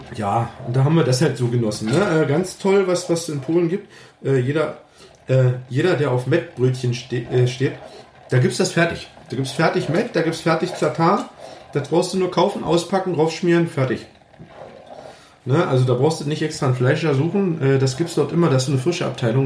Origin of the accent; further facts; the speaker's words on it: Germany; bei uns in Deutschland